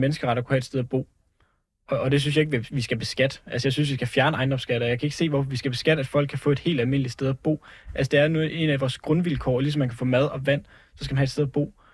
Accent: Jutland, Denmark; moved away; Jeg er selv over fra Jylland af

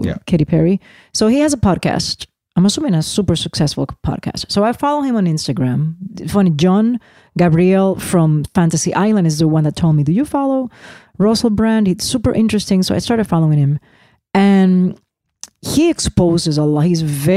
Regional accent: Puerto Rico; moved away; Even though I'm an American citizen. I'm Puerto Rican

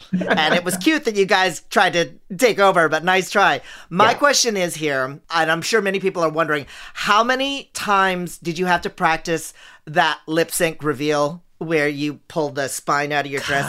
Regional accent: Philippines; Okay, I'm Asian. So I'm Filipino, so I believe in everything.

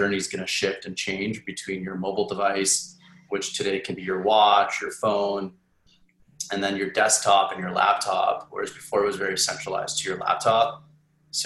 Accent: Edmonton, Alberta, Canada; moved away; I grew up in Edmonton. In Canada

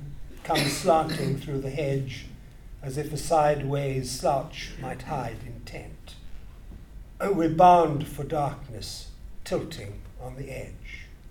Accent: Grahamstown, Eastern Cape, South Africa; The town I talk about is my hometown, I suppose, Grahamstown.

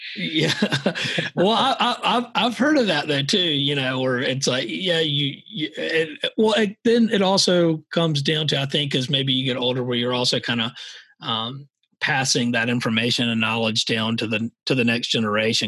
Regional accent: Savannah, Georgia, United States; moved away as an adult; also born or lived in the American West; was born and raised in Savannah, Georgia

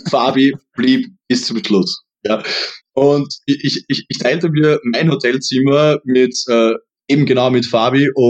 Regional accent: Styria, Austria; accent: Austrian Styrian; ich habe eher die Angst, dass ich irgendwo in das typisch österreichisch-steirische, äh, das, wie, wie soll ich sagen

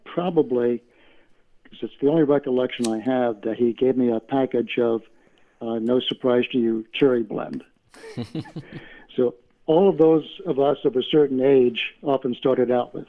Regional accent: Oneonta, New York, United States; when I was living in Oneonta, New York.

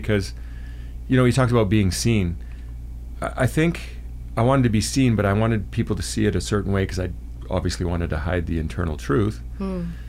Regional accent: Canada; from Canada.

